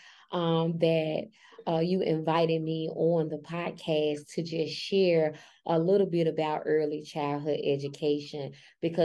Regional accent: Memphis, Tennessee, United States; I'm from Memphis, Tennessee. I grew up in with my grandparents. My grandparents raised me

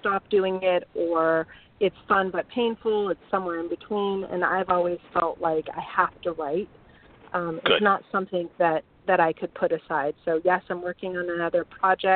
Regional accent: Bay Area, California, United States; moved away; my street corners in the Bay Area

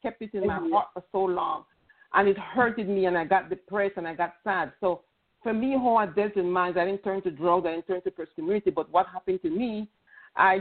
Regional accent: Panama; I come from an Hispanic culture. I'm from Panama

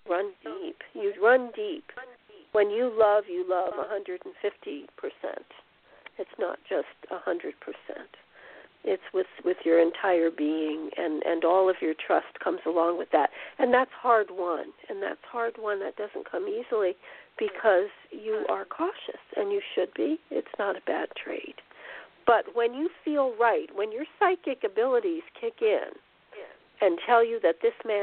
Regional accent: New Jersey, United States; now in Texas, United States; New Jersey. I'm from Jersey

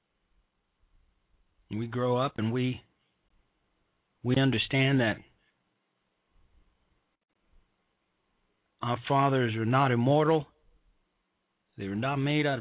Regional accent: Chicago, Illinois, United States; moved away; also born or lived in Evanston, Illinois; I'm a Chicagoan, and I grew up in the city of Chicago

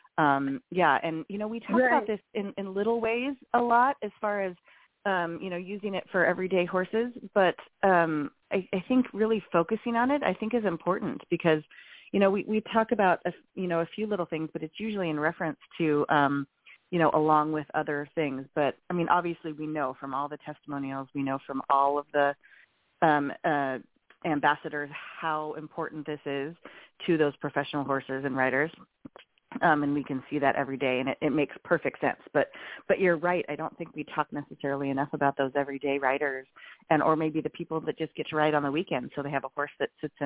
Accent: Montana, United States; when I was a kid in Montana

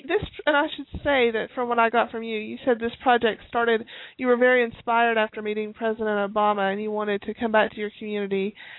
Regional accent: Tennessee, United States; I'm from Tennessee originally, but I haven't lived in Tennessee in about 11 years.

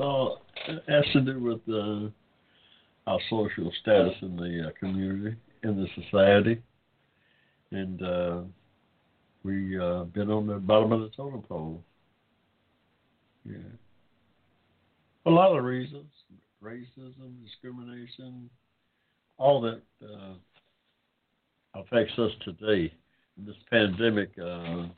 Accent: United States; I'm an American of African descent

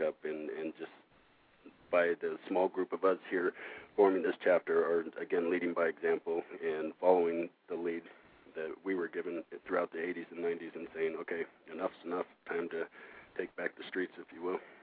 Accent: Los Angeles and Oregon, West Coast, United States; moved away as an adult; now in Madison, United States; I'm actually from the West Coast, uh, Los Angeles and Oregon. Uh, I've been in the Midwest since 2003

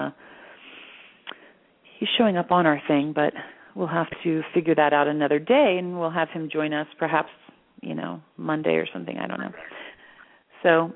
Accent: Florida, United States; also born or lived in Pennsylvania; now in Sedona, United States; I was born in Pennsylvania, which really, I mean, yes, it is a very Christian area, but it's not like the Bible Belt. And then when I was 5, we moved to Florida, back when Florida was old school Florida, so it was still hardcore Bible Belt

